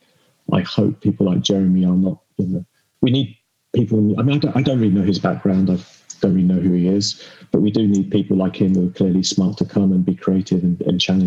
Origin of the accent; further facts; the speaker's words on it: United Kingdom; I'm British